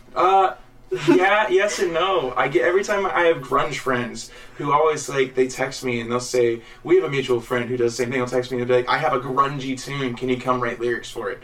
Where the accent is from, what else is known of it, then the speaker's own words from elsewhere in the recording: Jacksonville, Illinois, United States; also born or lived in Missouri; I'm from Illinois and Missouri both. I was raised mostly in going to the school of Jacksonville.